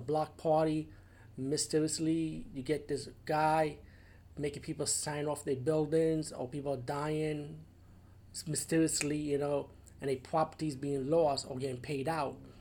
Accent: New York City, New York, United States; the Bronx, which is my hometown

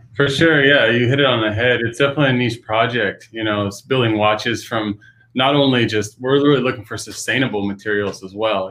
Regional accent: Pacific Northwest, United States; growing up in the Pacific Northwest

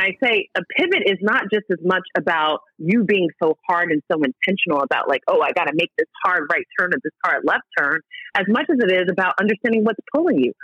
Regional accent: the Oranges, outside Newark, New Jersey, United States; We grew up in the Oranges, right outside of Newark

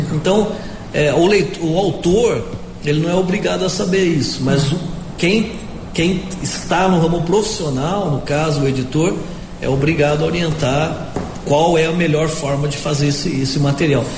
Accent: Piracicaba, São Paulo, Brazil; accent: caipira; moved away; Eu sou do interior do estado de São Paulo, sou de Piracicaba.

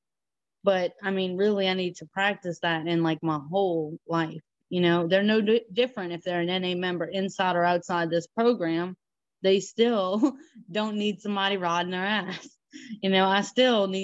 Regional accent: Louisiana, United States; I'm from Louisiana. It's all flat

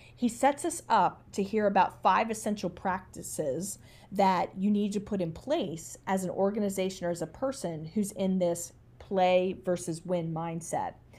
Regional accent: United States; as an American

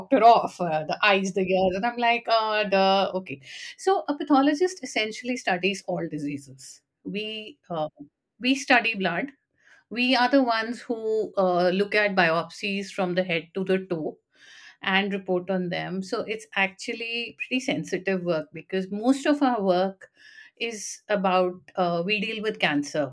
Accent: Delhi, India; moved away as an adult; now in Gurgaon, India; I am from Delhi

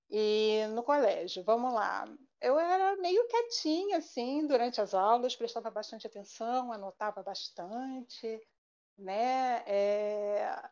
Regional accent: Rio de Janeiro, Brazil; Eu sou do Rio, sou carioca, mas a minha família é predominantemente mineira. Parte da minha família é de Juiz de Fora, minha família materna, minha família paterna é de Cambuquira, né?

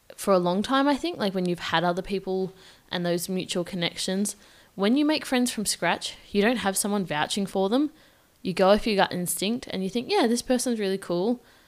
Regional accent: Victoria, Australia; moved away as an adult; now in Perth, Australia; I moved from my home state of Victoria, which is like three thousand kilometers away

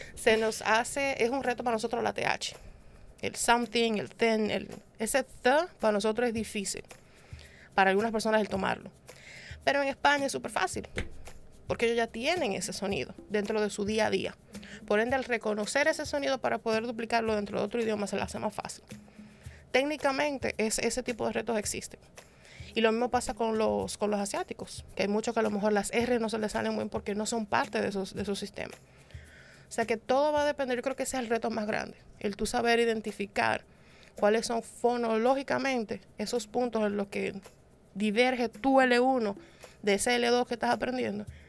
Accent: Dominican Republic; como dominicanos al fin siempre hemos viajado a visitar a los primos

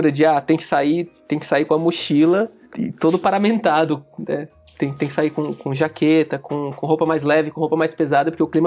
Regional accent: Fortaleza, Ceará, Brazil; now in São Paulo, Brazil; coisa específica que eu acho muito ruim aqui em São Paulo, que é o clima, porque eu vim de, um, eu, eu vim de Fortaleza, Fortaleza não tem inverno.

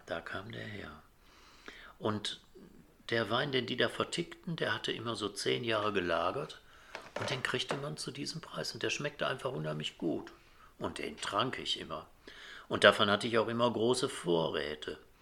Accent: Essen, North Rhine-Westphalia, Germany; ich bin ja in Essen groß geworden

